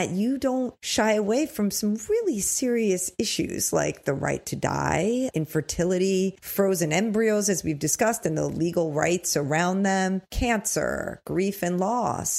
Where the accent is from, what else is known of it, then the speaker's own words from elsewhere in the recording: Long Island, New York, United States; I already live in my hometown. We both grew up on opposite forks on Long Island, but it's very similar. I mean, I'm in the Hamptons